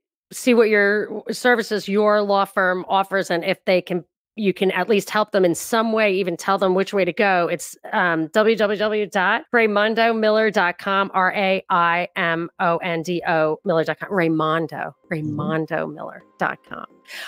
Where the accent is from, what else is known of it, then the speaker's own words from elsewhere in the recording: New York, United States; like, I'm from New York.